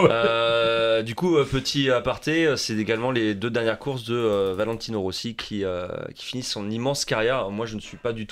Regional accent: Paris, Île-de-France, France; moi en tant que parisien

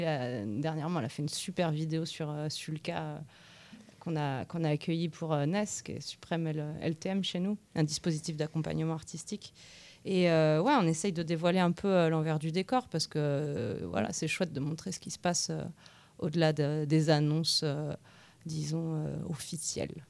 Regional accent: Nantes, Pays de la Loire, France; now in Tours, France; je ne suis pas de Tours. À l'origine, je suis de Nantes

